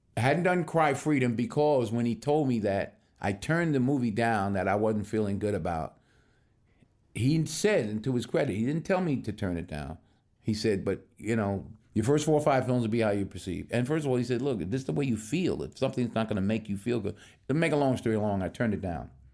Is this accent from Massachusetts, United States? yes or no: no; Mount Vernon, New York, United States; moved away as an adult; I'm born and raised in Mount Vernon, New York, which is a suburb just outside New York City